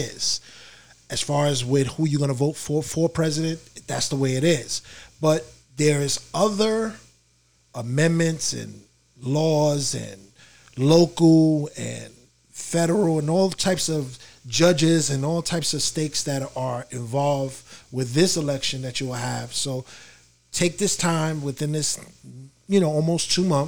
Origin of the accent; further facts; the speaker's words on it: New York, United States; we're from New York, and we're based out of New York.